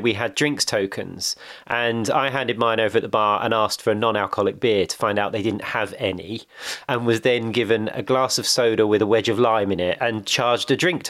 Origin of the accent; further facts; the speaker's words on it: Essex, East of England, United Kingdom; I grew up in Essex drinking Hooch and Smirnoff Ice like it was actually lemonade.